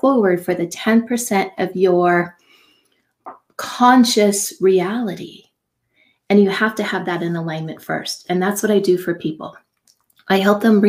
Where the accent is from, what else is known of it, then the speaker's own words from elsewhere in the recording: Silicon Valley, California, United States; I grew up in Silicon Valley